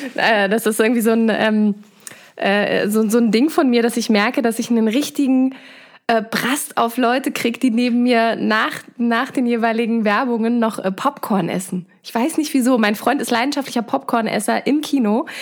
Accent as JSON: {"language": "German", "country": "Germany", "lives_now": "Dresden, Germany", "said": "wir als Europäer oder insbesondere auch als ähm, Deutsche"}